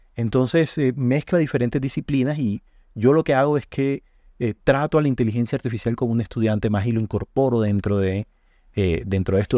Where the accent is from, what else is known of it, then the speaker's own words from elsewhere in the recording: Colombia; nuestro valor agregado como colombianos